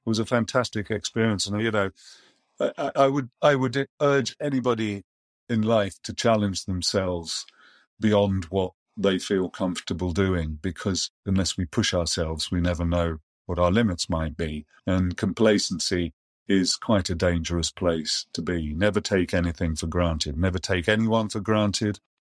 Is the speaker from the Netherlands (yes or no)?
no; Yorkshire and the Humber, United Kingdom; moved away; also born or lived in Germany / Amersham; I grew up in Yorkshire